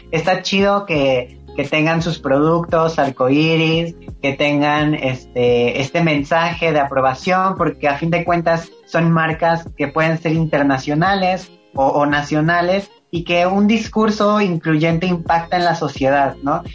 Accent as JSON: {"language": "Spanish", "region": "Veracruz", "country": "Mexico", "said": "soy del estado de Veracruz, soy jarocha"}